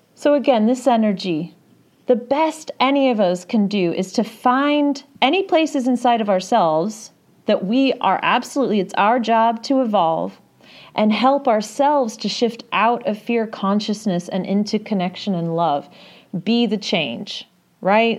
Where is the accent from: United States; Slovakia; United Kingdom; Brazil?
United Kingdom; England; I grew up in England